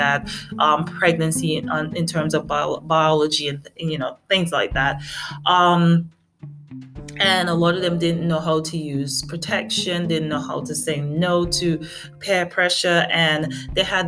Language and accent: English; St. Vincent & Grenadines; moved away; also born or lived in America; I'm from a tiny, tiny island. You could call it St. Vincent and the Grenadines. And my mom, she's British. And I spent a lot of my childhood there.